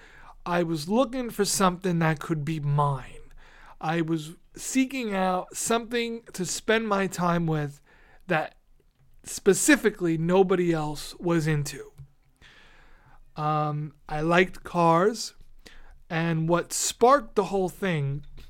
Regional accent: New York City, New York, United States; growing up in New York City

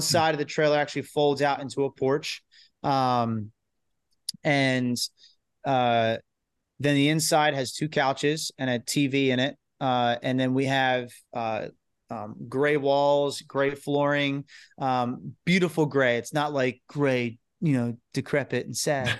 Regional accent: New Jersey, United States; we're from New Jersey.

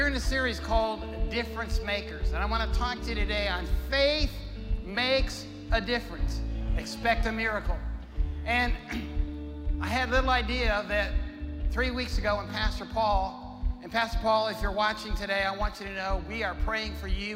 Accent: Ohio, United States; now in Tulsa, United States; I'm from Ohio

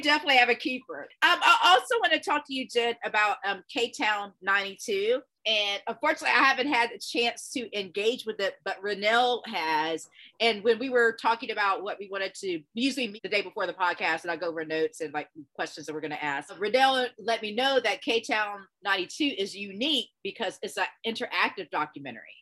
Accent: Georgia, United States; I happened to be home for back in Georgia for spring break

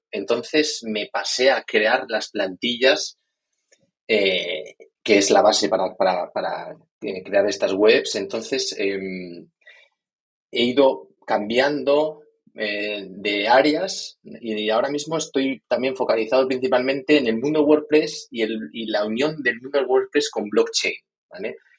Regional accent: Elizondo, Navarre, Spain; moved away; yo soy de, Navarra, de, de, Elizondo, de un pueblo, del Valle del Baztán

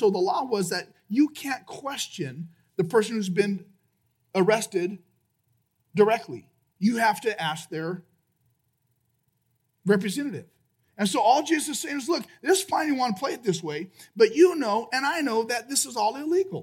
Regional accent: United States; I'm American

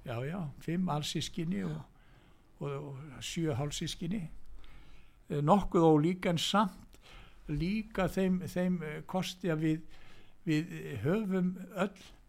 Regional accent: Reykjavík, Capital Region, Iceland; ég er fættur og uppalinn í Reykjavík

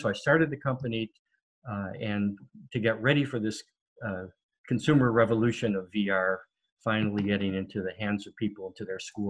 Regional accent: Cleveland, Ohio, United States; moved away; also born or lived in Connecticut / Germany / Rome / Los Angeles; I was born in Cleveland, Ohio, and a long time ago. I just had a very big birthday.

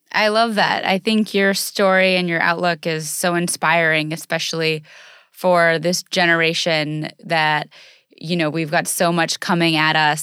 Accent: United States; growing up in the United States, and especially growing up as an athlete in the United States

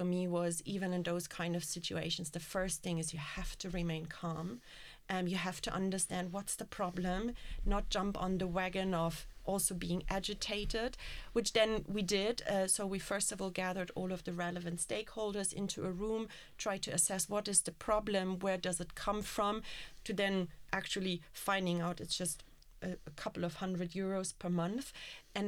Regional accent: Berlin, Germany; I'm from Berlin

